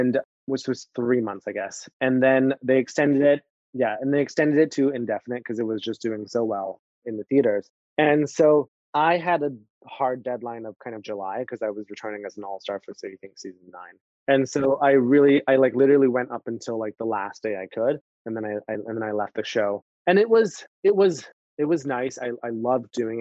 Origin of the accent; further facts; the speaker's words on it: Canada; also born or lived in Miami; now in New York, United States; I'm Canadian